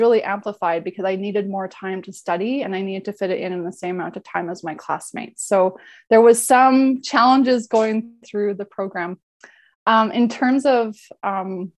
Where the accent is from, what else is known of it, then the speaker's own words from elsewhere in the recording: Alberta, Canada; I grew up in Alberta